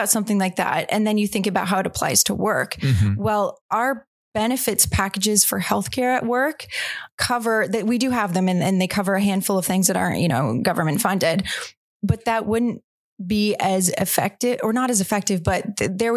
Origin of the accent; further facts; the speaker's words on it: Oakville, Ontario, Canada; I grew up in just west of Toronto in a town called Oakville.